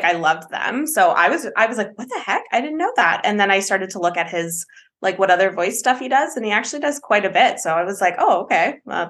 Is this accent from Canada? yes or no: yes; Canada; I'm Canadian